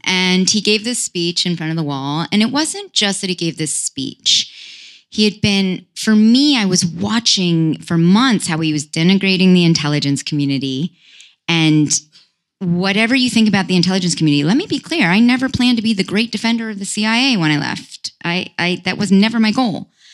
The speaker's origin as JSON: {"language": "English", "town": "Palo Alto", "region": "California", "country": "United States", "tie": "born or raised there", "also_born_or_lived": "Los Altos Hills", "moved": "yes", "said": "I grew up actually in the Silicon Valley of all places"}